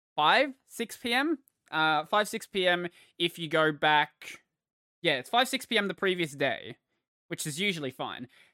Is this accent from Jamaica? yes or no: no; Australia; I am Australian